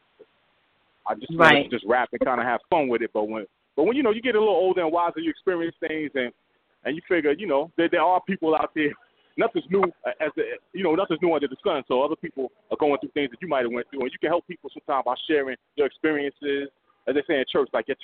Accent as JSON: {"language": "English", "town": "New York City", "region": "New York", "country": "United States", "said": "I'm from the Bronx, New York"}